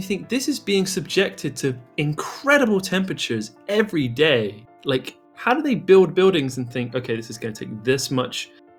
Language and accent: English; England, United Kingdom; I'm English.